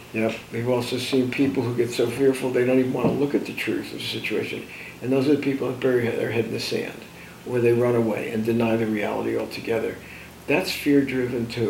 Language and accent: English; New Jersey, United States; born or raised there